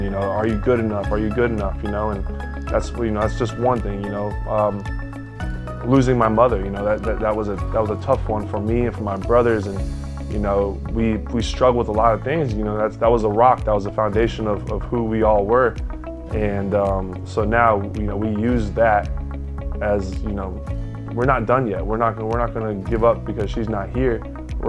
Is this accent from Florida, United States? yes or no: yes; Jupiter, Florida, United States; my hometown, Jupiter, Florida.